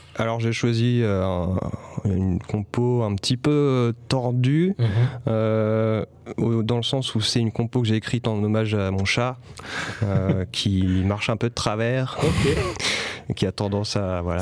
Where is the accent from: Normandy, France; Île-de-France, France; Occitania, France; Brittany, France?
Île-de-France, France; Paris; moved away as an adult; now in Marseille, France; je viens pas de Marseille. Je suis, arrivé à Marseille en 2018. voilà, je viens de Paris à la base